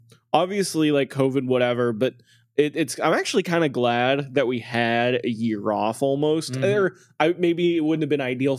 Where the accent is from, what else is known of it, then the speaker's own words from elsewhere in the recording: Boston, Massachusetts, United States; And then because I'm from Boston